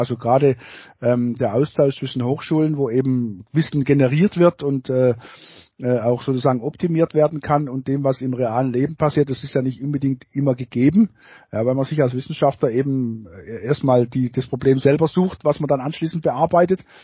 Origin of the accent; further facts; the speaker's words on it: Baden-Württemberg, Germany; bei uns in Baden-Württemberg